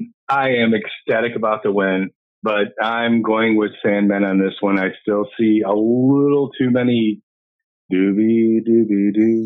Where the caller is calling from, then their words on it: Grand Rapids, Michigan, United States; I'm from Grand Rapids